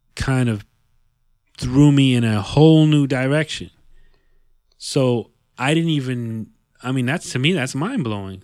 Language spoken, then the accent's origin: English; Yonkers, New York, United States; born and raised in, in New York C, in the New York City area, you know, 'cause all of us, we, we spend a lot of time in the city. Even though we're from Yonkers